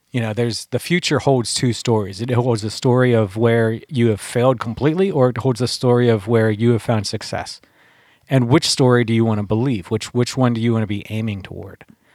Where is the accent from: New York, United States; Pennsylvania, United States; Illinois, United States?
Pennsylvania, United States; and I took a friend of mine down there where I grew up down in Beaver County. There was train tracks down there.